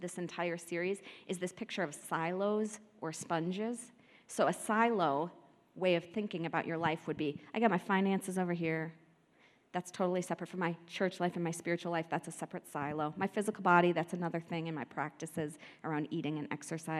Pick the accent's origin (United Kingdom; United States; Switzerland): United States; Midwest; now in Denver, United States; I grew up in the Midwest